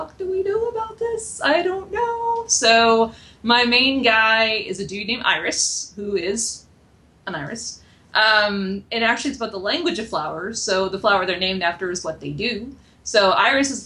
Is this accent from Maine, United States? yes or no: yes; Maine, United States; I'm actually from Maine myself, so Maine pride.